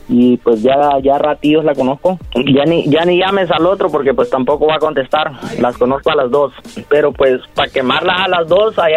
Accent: Honduras; now in United States; Eh, una excursión allá en mi país bien, bien bonita.

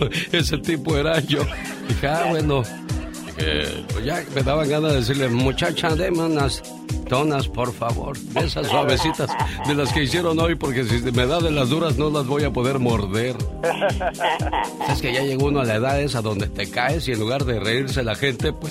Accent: Sinaloa, Mexico; moved away; Porque un día salí de Sinaloa, pero Sinaloa nunca salió de mí.

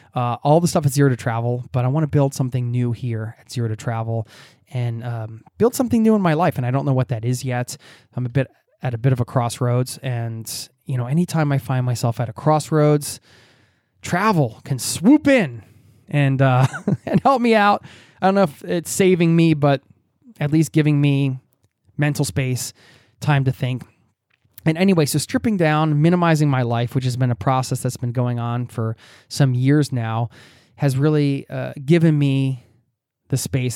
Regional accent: United States; moved away as an adult; now in Norway; I'm just going back to my home country as an expat abroad

